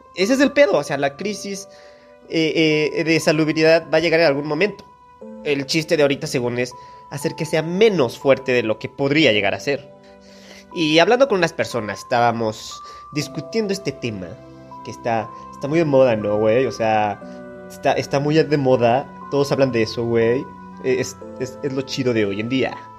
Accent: Mexico; Somos México, somos el Turquía latinoamericano.

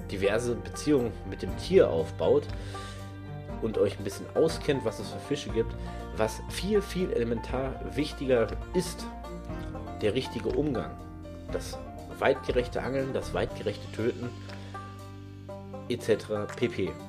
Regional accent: North Rhine-Westphalia, Germany; Aber ich komme aus NRW. In NRW braucht ihr, egal wo, ob es am Forellenhof ist, im Freigewässer

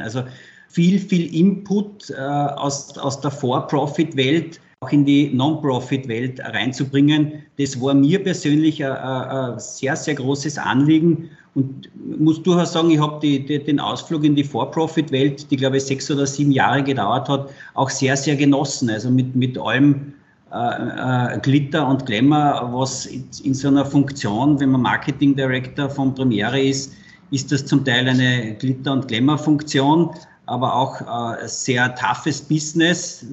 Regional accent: Carinthia, Austria; Ich bin Kärntner

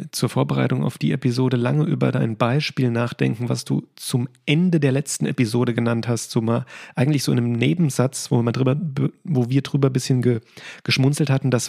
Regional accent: Hesse, Germany; als Hesse überhaupt eine Verbindung aufgebaut habe ja. zu Borussia Dortmund

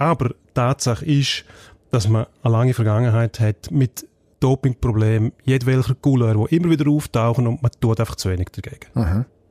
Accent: Graubünden, Switzerland; als Bündner

